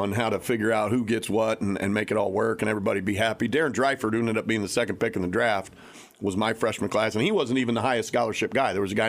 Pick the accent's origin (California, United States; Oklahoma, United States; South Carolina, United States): Oklahoma, United States; Nobody kind of really knew a ton about Wichita State growing up in Oklahoma.